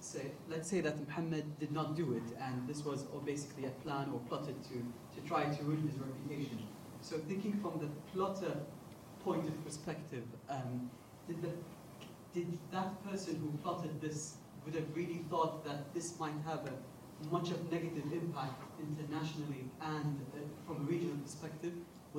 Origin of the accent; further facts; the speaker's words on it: Kuwait; now in London, United Kingdom; I am from Kuwait at LSE, a student at LSE.